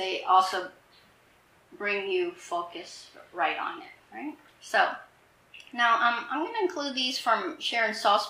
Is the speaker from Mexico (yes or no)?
no; Vietnam; moved away; I grew up in Vietnam. I left in the Vietnam War.